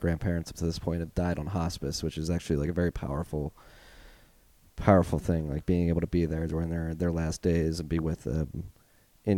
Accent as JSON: {"language": "English", "town": "Philadelphia", "region": "Pennsylvania", "country": "United States", "accent": "Philly", "said": "my Philly accent"}